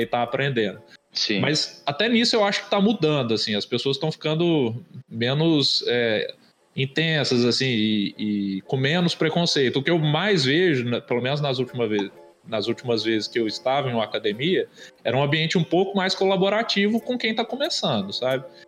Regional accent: interior of Minas Gerais, Brazil; moved away; eu sou de Minas, né, do interior de Minas

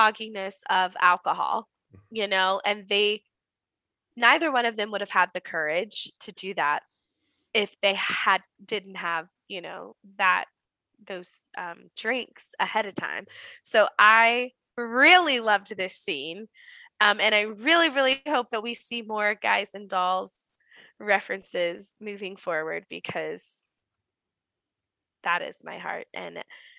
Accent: the South, United States; growing up in the South, we are taught as women that part of this Southern Belle

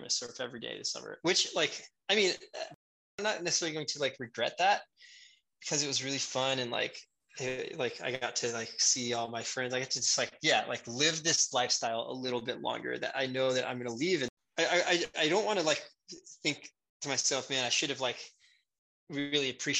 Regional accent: Houston, Texas, United States; I'm from Houston.

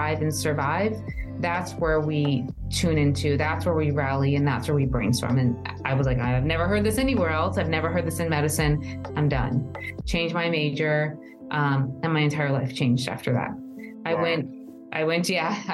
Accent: United States; also born or lived in New Jersey; now in Arizona, United States; I grew up on the East Coast in New York and New Jersey, in a very diverse community with a very diverse family

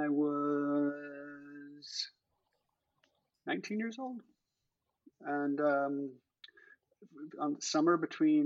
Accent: Seattle, Washington, United States; now in New York City, United States; I come from Seattle, which is a wonderful place, beautiful place. But honestly, New York City. I love living in New York City.

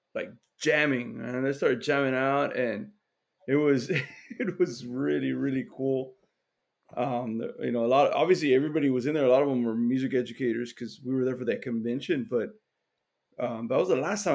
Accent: Laredo, Texas, United States; me and George, we're from Laredo

